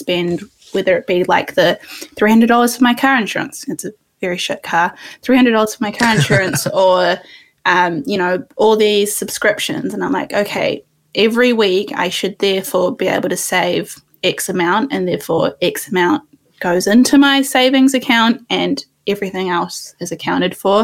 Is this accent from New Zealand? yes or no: yes; New Zealand; accent: New Zealand; also born or lived in India; So I came to New Zealand when I was 2, and I came from India.